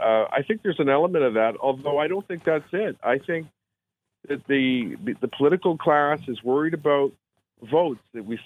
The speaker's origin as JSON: {"language": "English", "country": "Canada", "said": "We're all Canadian. We can't stand for this."}